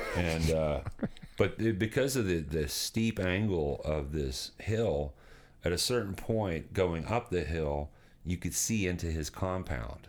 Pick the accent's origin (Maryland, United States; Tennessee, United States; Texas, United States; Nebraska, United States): Tennessee, United States; Nashville; moved away; I, I, was born and raised in Nashville, Tennessee